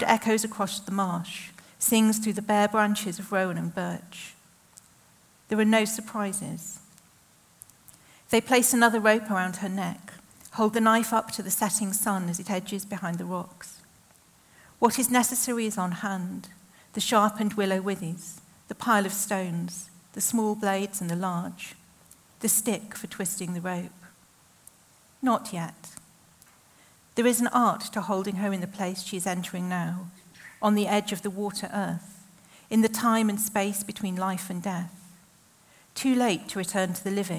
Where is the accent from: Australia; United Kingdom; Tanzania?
United Kingdom; the Northwest, North West England; growing up in the Northwest in the 80s and 90s